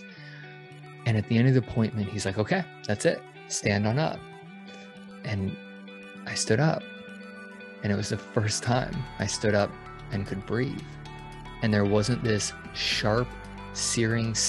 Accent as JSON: {"language": "English", "town": "Denver", "region": "Colorado", "country": "United States", "tie": "born or raised there", "moved": "as an adult", "said": "I grew up in Denver"}